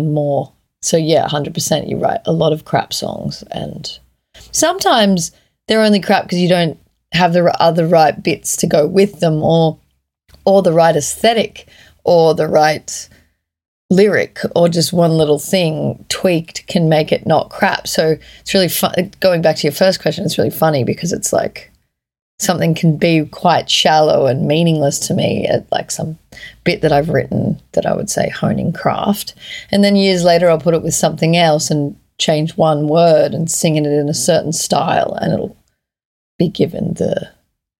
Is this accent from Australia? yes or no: yes; Australia; also born or lived in Edinburgh; me being Australian